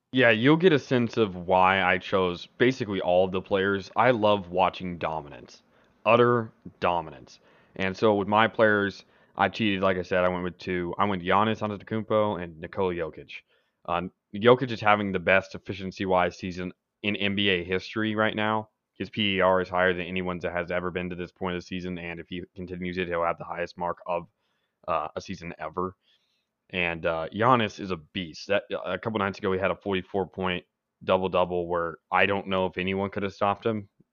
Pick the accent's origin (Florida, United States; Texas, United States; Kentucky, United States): Texas, United States; Dallas; I'm from Dallas